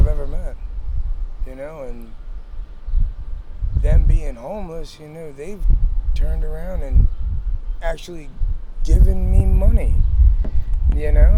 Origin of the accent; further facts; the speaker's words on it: Maryland, United States; also born or lived in Beckley, West Virginia; I was born in Beckley, West Virginia. Okay. And I lived there for a short while, and my family moved up to Maryland, and I've lived here for, you know, damn near my whole life